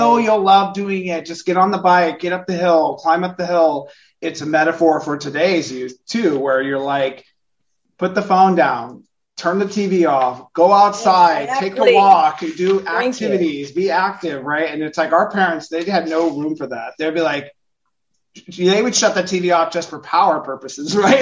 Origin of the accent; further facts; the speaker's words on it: California, United States; I'm also not a country person. I'm from California